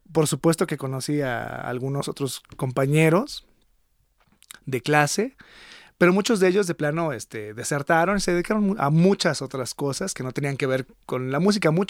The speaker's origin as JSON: {"language": "Spanish", "town": "Monterrey", "region": "Nuevo León", "country": "Mexico", "tie": "born there", "said": "Nací en Monterrey, andaba de aventurera"}